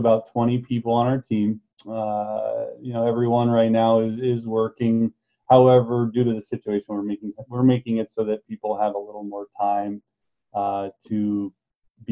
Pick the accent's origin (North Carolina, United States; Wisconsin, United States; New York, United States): Wisconsin, United States; we're from Wisconsin